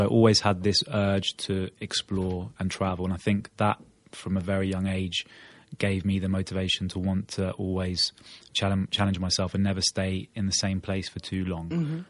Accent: Norwich, East of England, United Kingdom; now in Portugal; I was born in Norwich in the UK to an Argentine mother and a British father. My mother from Buenos Aires, my father from London. An only child.

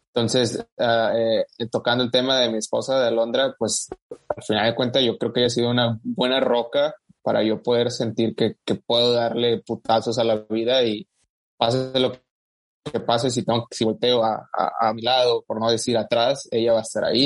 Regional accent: Matamoros, Tamaulipas, Mexico; moved away as an adult; now in United States; aún no nacido en México, pero pues al final de cuentas soy criado en, México, ¿verdad? Específicamente en Matamoros, Tamaulipas.

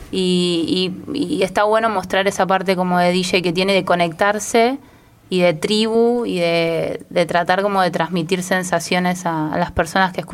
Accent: Morón, Buenos Aires Province, Argentina; De Morón más para el lado de Aedo que para el lado de Castelar.

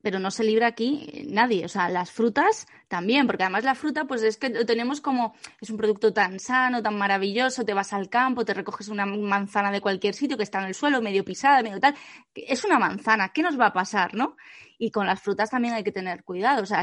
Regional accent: Asturias, Spain; yo recuerdo de pequeña, en el pueblo, en Asturias, que, que, mis abuelos pues iban a mocer las vacas y venían con un cubo de leche

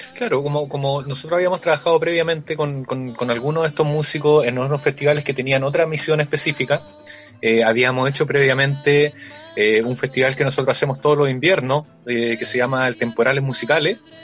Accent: Valparaíso, Chile; yo también soy de Valparaíso

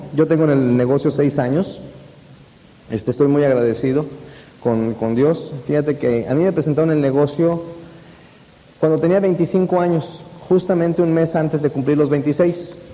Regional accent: Mexico; moved away as an adult; now in Mexico City, Mexico; Yo no soy de la Ciudad de México, yo vivo en la Ciudad de México hace 11 años

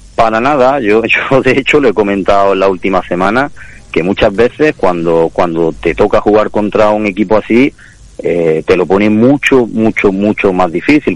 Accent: Córdoba, Andalusia, Spain; como cordobés y como cordobesista

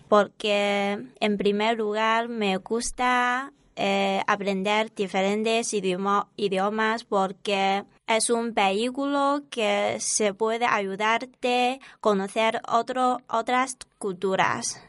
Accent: Zhejiang, China; Spanish is a second language; moved away as an adult; now in Alcalá de Henares, Spain; soy de la parte del sur de China y de la provincia de Zhejiang. Es una provincia costera.

